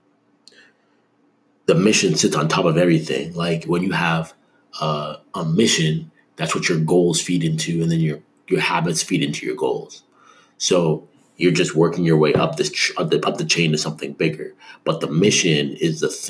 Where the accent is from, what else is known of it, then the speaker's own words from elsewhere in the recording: Canada; now in United States; I grew up in Canada